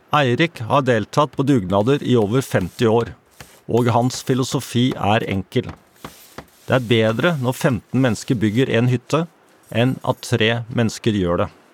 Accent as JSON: {"language": "Norwegian", "country": "Norway", "said": "Som nordmenn flest"}